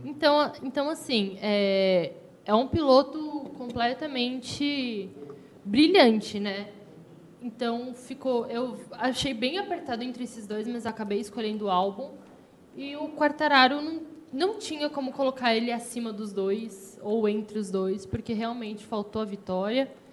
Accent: Brazil; sou brasileira com muito orgulho

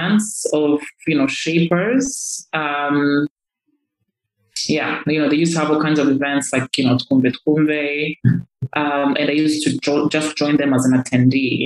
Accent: Kigali, Rwanda; also born or lived in Northern Province, Rwanda / United States; I grew up in Kigali, from ages 7 to 18. I mean, before then, I was living in the Northern Province.

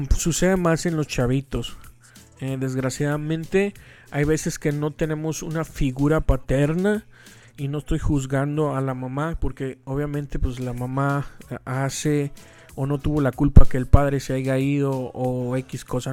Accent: Veracruz, Mexico; aquí su servilleta nació en Veracruz, Veracruz, México. Y todo el mundo me dice que soy jarocho

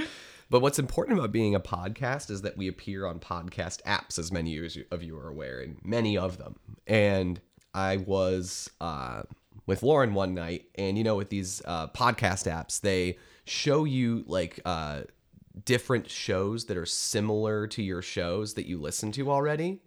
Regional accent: Detroit, Michigan, United States; growing up in Metro Detroit

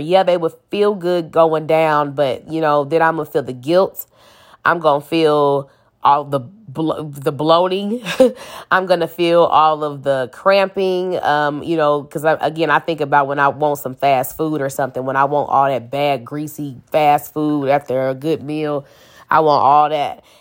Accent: St. Louis, Missouri, United States; I'm from Saint Louis, Missouri, still live here

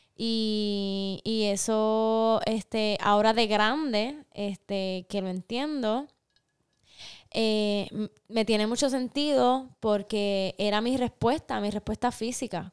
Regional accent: Aibonito, Puerto Rico; nosotras somos hermanas, eh, nacimos y crecimos en Ay Bonito en el archipiélago de Boriquén, en el Caribe

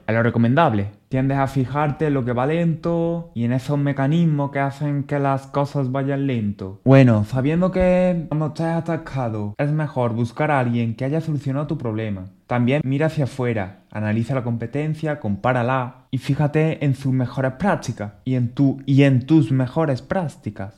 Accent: Spain; en mi país, por ejemplo, España

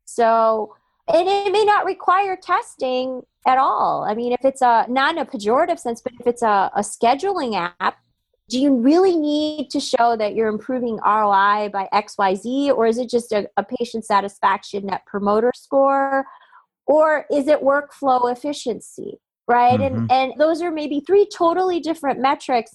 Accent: Chicago, Illinois, United States; I grew up in Chicago

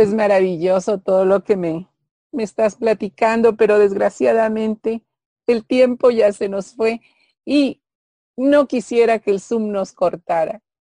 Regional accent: Mexico; como mexicanos

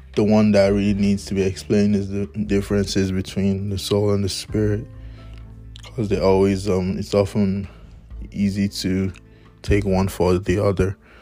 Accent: Nigeria; moved away; back in my home country, my blessed country, Nigeria

